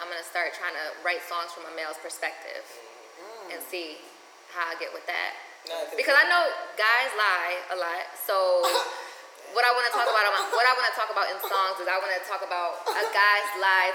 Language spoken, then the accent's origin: English; Wilmington, Delaware, United States; moved away as an adult; also born or lived in Crown Heights, Brooklyn, New York; now in New York, United States; I was born and raised in Wilmington